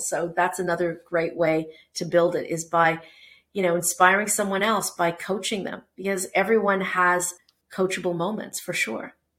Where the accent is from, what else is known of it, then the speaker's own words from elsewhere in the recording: Toronto, Ontario, Canada; also born or lived in Portugal; I am Canadian. So, I was born in Toronto and I went to uh, University of Toronto